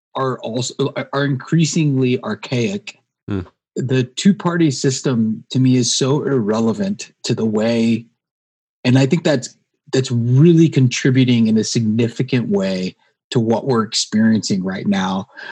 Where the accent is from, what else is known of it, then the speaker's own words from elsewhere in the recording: North Carolina, United States; I'm from North Carolina